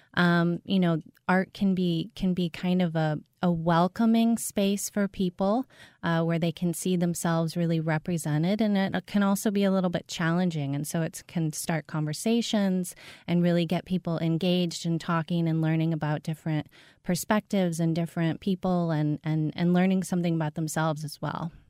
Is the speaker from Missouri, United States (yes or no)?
yes; St. Louis, Missouri, United States; I am from Saint Louis